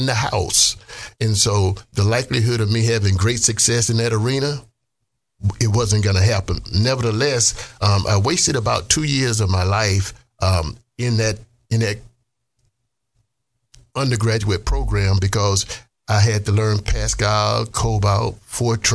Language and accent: English; Mississippi, United States; moved away; I grew up in Mississippi, poor.